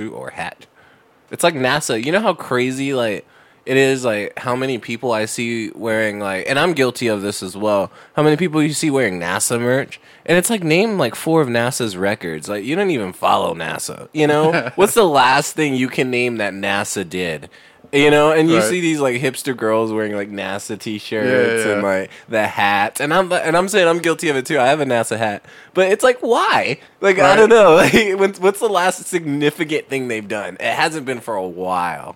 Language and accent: English; Canada; I'm a Canadian, but I have American citizenship